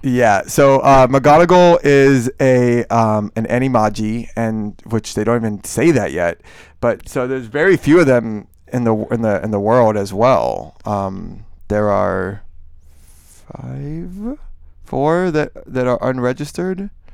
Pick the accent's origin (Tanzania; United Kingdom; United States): United States; Miami, Florida; moved away; I grew up in Miami